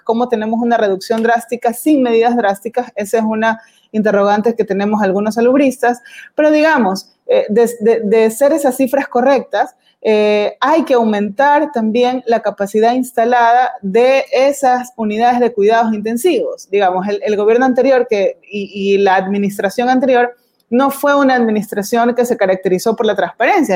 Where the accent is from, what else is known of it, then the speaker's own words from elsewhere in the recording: Guayaquil, Guayas, Ecuador; quienes somos de Guayaquil, quienes tenemos familiares en Guayaquil